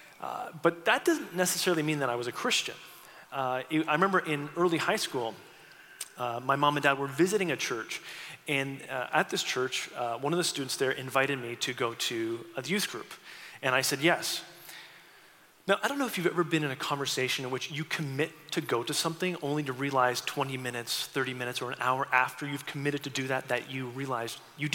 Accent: St. Catharines, Ontario, Canada; moved away as an adult; now in Seattle, United States; I grew up in St. Catharines, a small city on the eastern part of the country

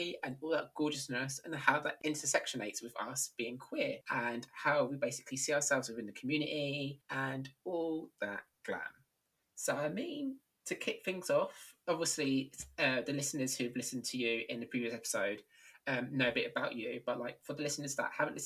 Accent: London, United Kingdom; I'm from London

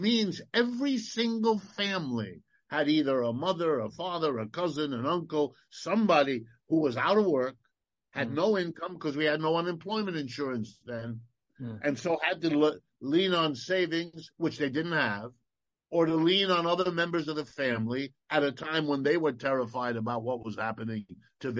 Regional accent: United States; I was born here in the United States

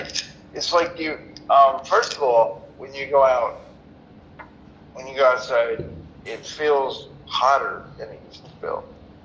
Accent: Atlanta, Georgia, United States; So I've been looking at the census for my hometown.

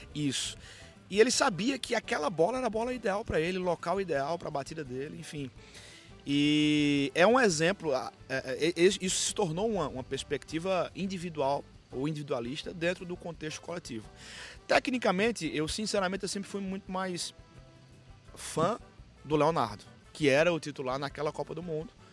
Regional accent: Caruaru, Pernambuco, Brazil; E eu sou, sou do interior do, de Pernambuco

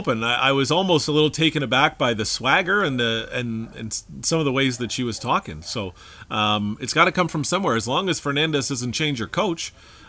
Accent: Canada; Because we're Canadian, man. We're Canadians.

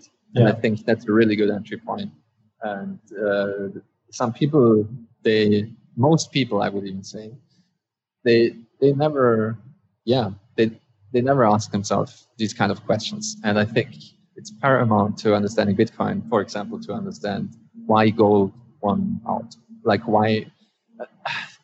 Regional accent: Austria; I'm in Austria currently, and I'm also I was born in Austria.

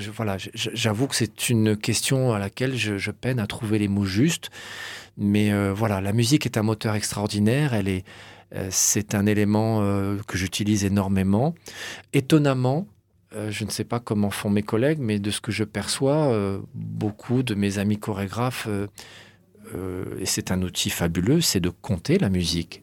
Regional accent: Cannes, Provence-Alpes-Côte d'Azur, France; je suis né à Cannes

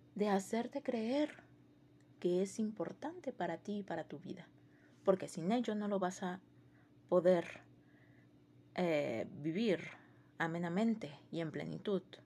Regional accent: Mexico; nosotros como mexicanos, yo como mexicana

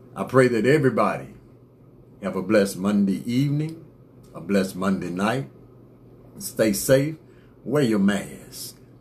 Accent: United States; I'm from America too.

